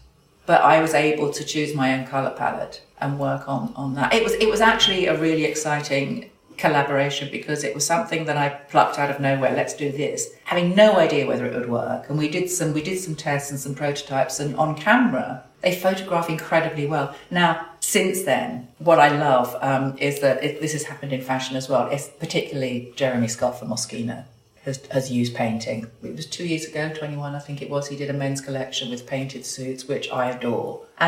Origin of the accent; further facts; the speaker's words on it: London, United Kingdom; I am absolutely a Londoner. I was born in London. I still live in London.